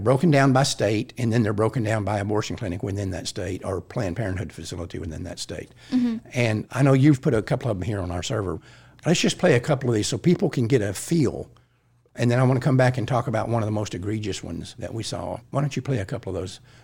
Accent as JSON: {"language": "English", "town": "Fort Worth", "region": "Texas", "country": "United States", "tie": "born or raised there", "said": "I grew up in Fort Worth."}